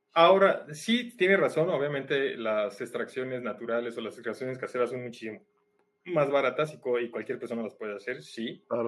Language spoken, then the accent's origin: Spanish; Mexico; como mexicanos